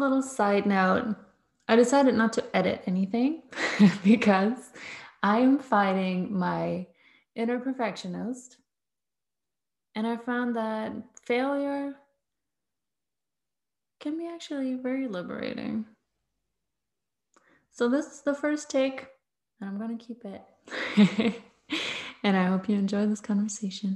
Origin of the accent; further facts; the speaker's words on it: Berlin, Germany; I'm from Berlin in Germany